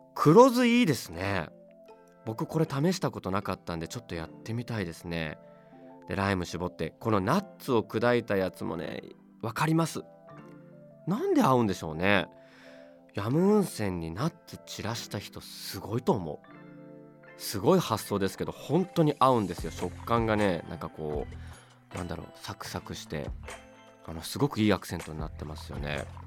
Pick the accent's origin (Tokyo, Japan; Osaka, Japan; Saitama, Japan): Tokyo, Japan; 僕も東京出身ですけど